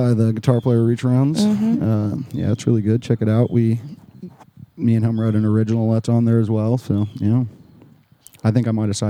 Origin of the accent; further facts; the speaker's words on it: Mountain View, Missouri, United States; I'm from Mountain View, Missouri.